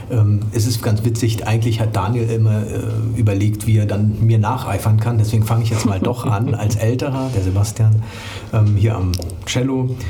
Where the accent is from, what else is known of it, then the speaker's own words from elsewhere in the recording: East Germany, Germany; ein bisschen in unserem Fall sich beschäftigt damit, äh, wie wir aufgewachsen sind in der DDR